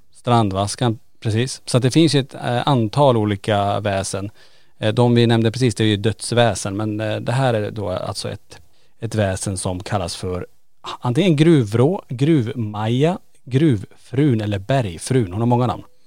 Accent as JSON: {"language": "Swedish", "town": "Kiruna", "region": "Norrbotten County", "country": "Sweden", "tie": "born or raised there", "said": "vi är ju födda och uppvuxna i Kiruna"}